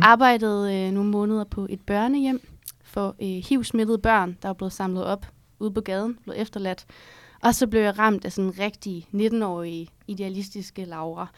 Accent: Herning, Central Denmark Region, Denmark; moved away as an adult; now in Copenhagen, Denmark; Jeg er fra Herning

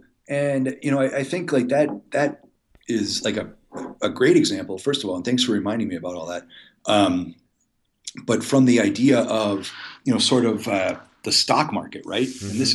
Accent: Muskego, Wisconsin, United States; I'm like, hey, I loved your movie and I'm from Muskego too.

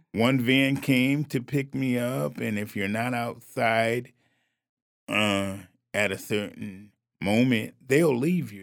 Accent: New Haven, Connecticut, United States; I'm born and raised in New Haven, Connecticut, went to New Haven schools

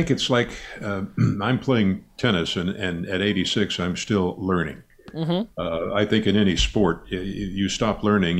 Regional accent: Midwest, United States; I grew up in the Midwest, kind of the lower Midwest, and my mother was from the South.

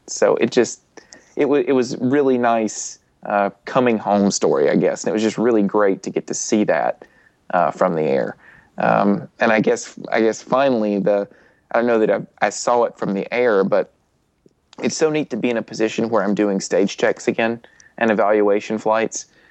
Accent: Alabama, United States; I'm from Alabama

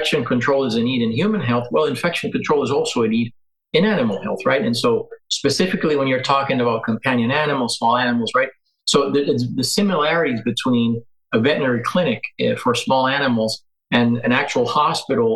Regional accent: Venezuela; moved away as an adult; also born or lived in Colorado; now in United States; I'm originally from Venezuela

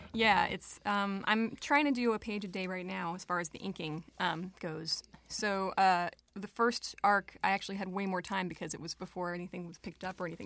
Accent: Long Island, New York, United States; moved away as an adult; also born or lived in Brooklyn, New York; now in Rochester, United States; raised on Long Island

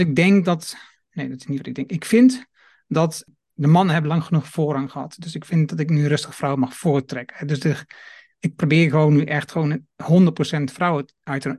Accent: Twente, Overijssel, Netherlands; now in Achterhoek, Netherlands; In Nederland geboren, Twente. woon nu al ja. lang in Achterhoek

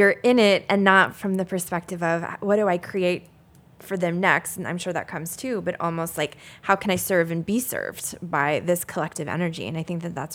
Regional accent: the South, United States; I grew up in the South

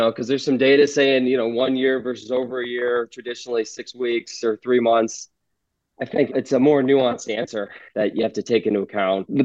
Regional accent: Iowa, United States; now in Chicago, United States; growing up in Iowa

